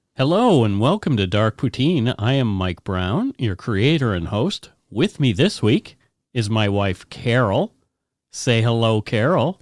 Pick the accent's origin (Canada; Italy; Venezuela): Canada; Bridgewater, Nova Scotia; also born or lived in Halifax, Nova Scotia; my hometown, Bridgewater